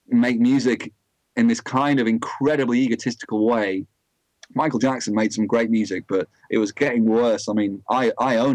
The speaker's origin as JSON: {"language": "English", "town": "Blackpool", "region": "North West England", "country": "United Kingdom", "said": "I'm from Blackpool, so I know loads of comedians"}